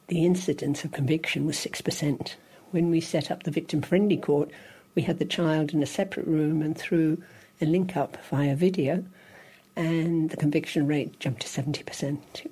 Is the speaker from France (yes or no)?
no; Dublin, Leinster, Ireland; moved away as an adult; also born or lived in England / Australia / Zimbabwe; I was born and reared in Dublin, but spent time in England